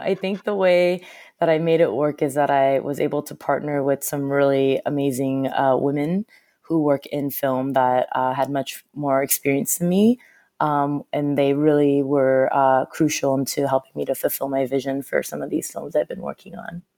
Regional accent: Southern California, United States; moved away as an adult; also born or lived in Seoul, South Korea / Los Angeles / San Francisco; now in New York, United States; I grew up in Southern California

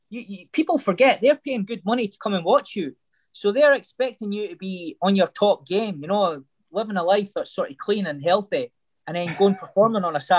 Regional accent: Scotland, United Kingdom; Yeah, hundred percent.

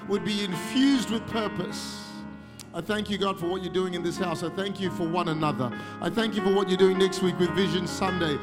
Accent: Malaysia; also born or lived in Singapore; now in Australia; I was born in Singapore, grew up in Malaysia, Indian origin, but been an Australian for 30 years.

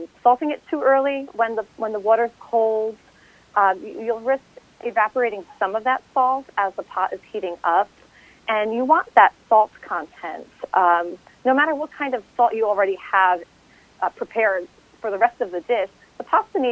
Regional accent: New Jersey, United States; I grew up in a family of Italian influence. I'm from New Jersey.

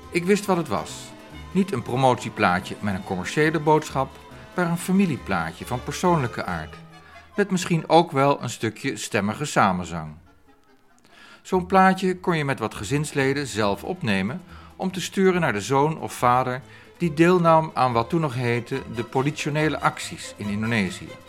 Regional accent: The Hague, South Holland, Netherlands; Ik kom zelf uit Den Haag.

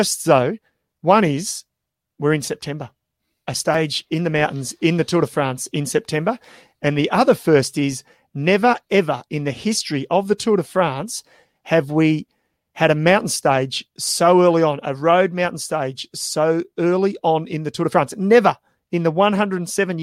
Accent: Australia

